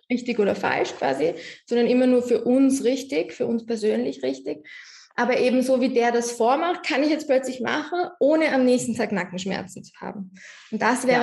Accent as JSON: {"language": "German", "country": "Austria", "said": "bei uns in Österreich"}